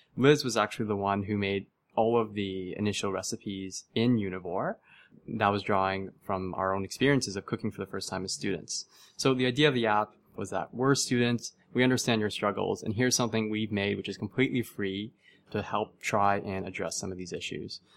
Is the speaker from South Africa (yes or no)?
no; Mississauga, Ontario, Canada; I was born and raised in Mississauga, Ontario